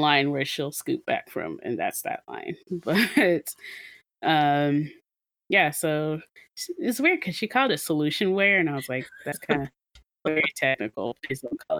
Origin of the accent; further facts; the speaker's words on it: Nigeria; am Nigerian